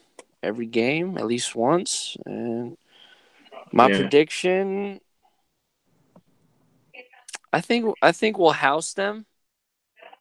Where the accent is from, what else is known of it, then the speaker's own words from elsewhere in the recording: New Rochelle, New York, United States; I'm from New York, Westchester area, New Rochelle, ooh, to be exact